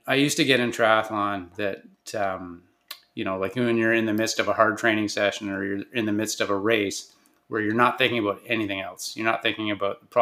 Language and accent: English; Kingston, Ontario, Canada; I grew up in Kingston, Ontario, playing hockey.